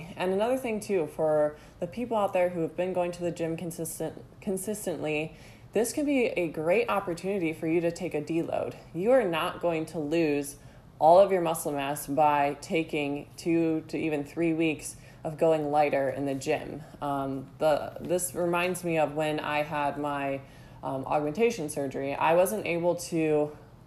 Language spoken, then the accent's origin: English; Ohio, United States; I grew up in Ohio